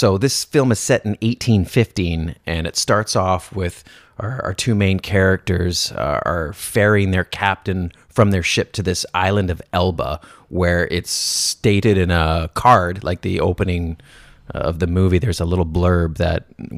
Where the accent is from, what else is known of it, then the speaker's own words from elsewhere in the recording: Canada; I don't speak French, and I'm Canadian